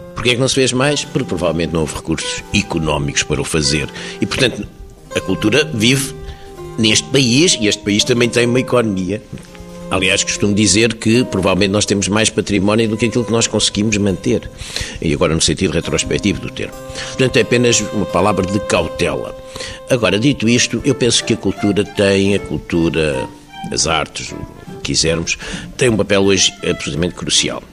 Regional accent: Portugal; Nós somos portugueses porque temos uma língua, temos uma história

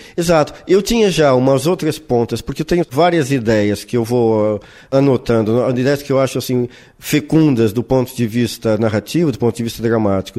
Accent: Brazil; moved away as an adult; now in Portugal; Nunca me passou pela cabeça viver longe do meu país natal

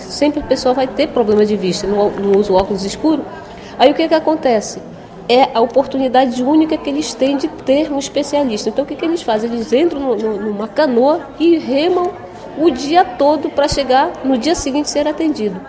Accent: Brazil; nós como brasileiros

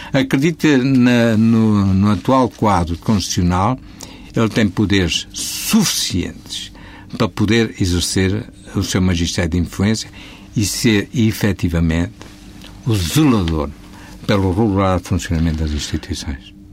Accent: Portugal; enquanto português que sou

